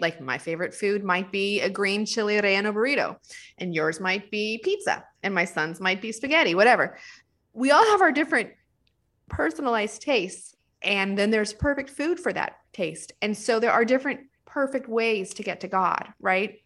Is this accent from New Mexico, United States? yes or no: yes; New Mexico, United States; I'm from New Mexico